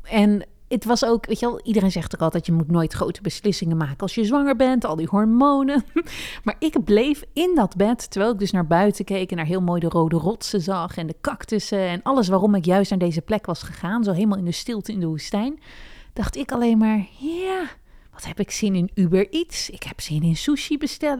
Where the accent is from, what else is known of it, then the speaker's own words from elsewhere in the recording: Netherlands; moved away as an adult; also born or lived in Amsterdam; now in New York, United States; Ik ben ook als Nederlander al vrij direct.